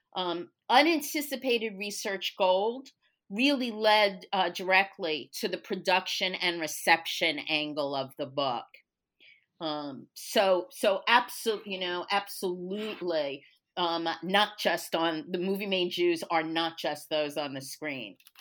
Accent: New York, United States; moved away as an adult; now in Texas, United States; I grew up in New York, um, Brooklyn to be even more specific

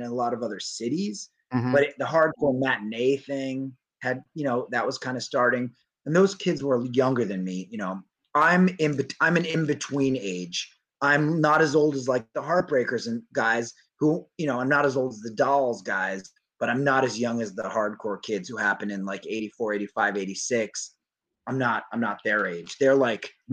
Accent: New York City, New York, United States; I'm NYC. I'm born or raised on fucking 8th

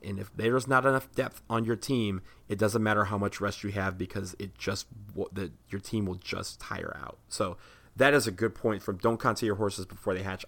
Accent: Washington, District of Columbia, United States; right here in DC, where I am from.

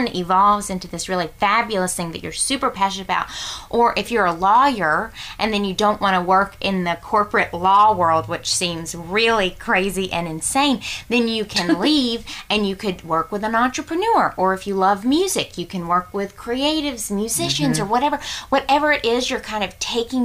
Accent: the South, United States; growing up in the South

